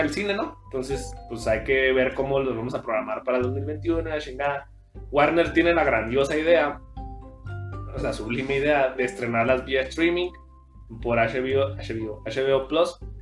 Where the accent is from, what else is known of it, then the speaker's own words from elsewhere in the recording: Mexico; soy de Casas Sí. Entonces, Primaria y secundaria, yo la estudié allá